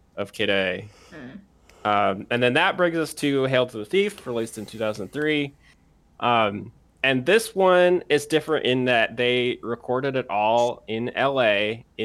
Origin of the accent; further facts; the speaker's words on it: United States; as an American